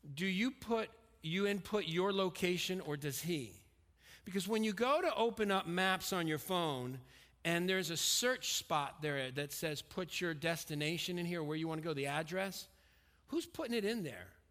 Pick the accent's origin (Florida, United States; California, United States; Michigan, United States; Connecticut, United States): Connecticut, United States; Stamford; moved away; also born or lived in Pennsylvania; I grew up in Stamford, Connecticut